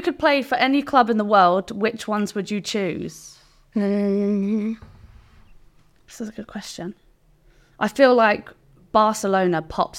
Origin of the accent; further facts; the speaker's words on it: England, United Kingdom; accent: English; It's not. It's English, born on the South Coast.